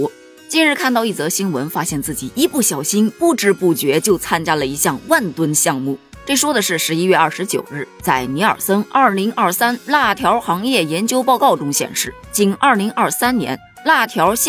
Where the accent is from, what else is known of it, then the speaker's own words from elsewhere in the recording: Northeast China, China; 身为一个土生土长的东北人，我证明东北根本就没这玩意儿。我也证明啊，我在东北生活了这么多年，我都没见过这道菜呀。